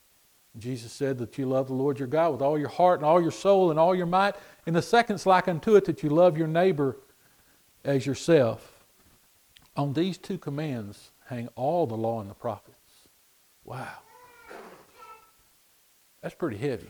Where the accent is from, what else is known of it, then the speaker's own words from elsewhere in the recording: United States; We're an English-speaking nation